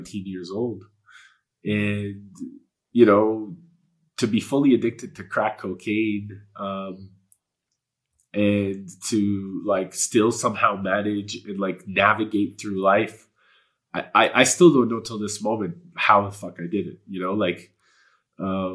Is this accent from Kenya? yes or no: no; Edmonton, Alberta, Canada; first language Polish; English is a second language; Edmonton was where I was born. It was where I was raised.